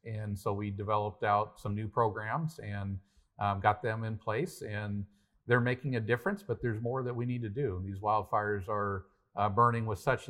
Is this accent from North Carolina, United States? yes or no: no; Paradise, California, United States; Yeah, it really goes back to growing up in Paradise, California, where I'm from.